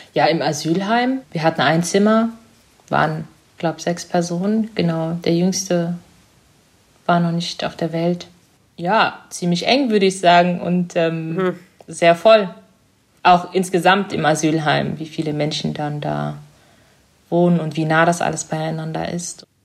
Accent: Germany; German is a second language; also born or lived in East Africa; ich bin in Ostafrika geboren und kann mich auch noch recht gut erinnern. Die ersten sechs Jahre war ich dort, bevor ich nach Deutschland gekommen bin

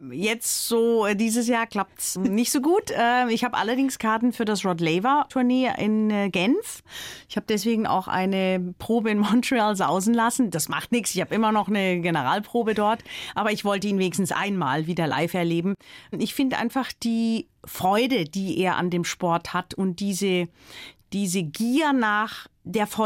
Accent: Baden-Württemberg, Germany; ich bin am Fuße des Schwarzwalds aufgewachsen

